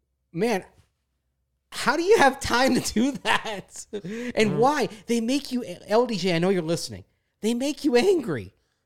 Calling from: Mississippi, United States; I'm traveling from South Mississippi to Denver, Colorado with my family.

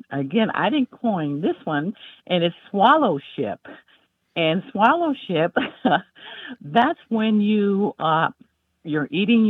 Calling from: Greensboro, North Carolina, United States; I'm calling from Greensboro, North Carolina.

